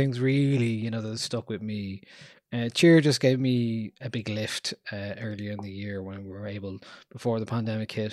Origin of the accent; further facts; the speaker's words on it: Ireland; us as Irish people